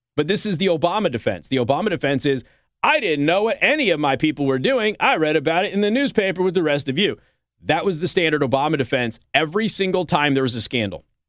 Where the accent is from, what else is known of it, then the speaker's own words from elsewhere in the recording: Nevada, United States; now in Michiana, United States; Nevada is my home state